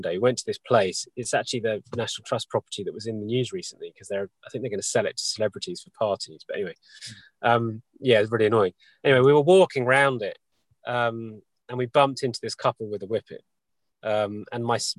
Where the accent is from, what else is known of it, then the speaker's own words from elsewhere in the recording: New Forest, South East England, United Kingdom; I've always wanted to live where I live in the West because I was born in the New Forest